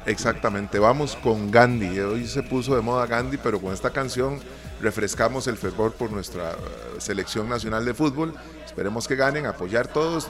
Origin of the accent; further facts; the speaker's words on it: Costa Rica; Como tico